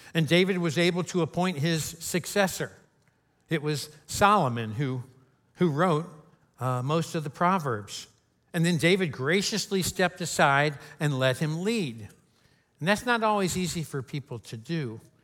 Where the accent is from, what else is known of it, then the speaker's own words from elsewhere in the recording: Kentucky, United States; I'm from Kentucky. Uh, that's the headquarters of KFC, right where I live in, in Louisville